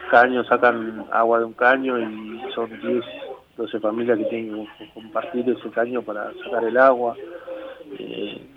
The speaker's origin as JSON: {"language": "Spanish", "town": "Villa Azul", "region": "Buenos Aires Province", "country": "Argentina", "tie": "born or raised there", "said": "Crecí en Villa Sur, crecí en Villa Sur, yo me crié en Villa Azul."}